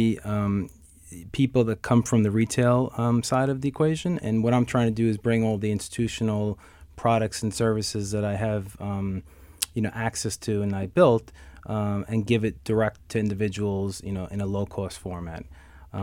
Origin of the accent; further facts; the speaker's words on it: New York City, New York, United States; I was born and raised in Astoria, Queens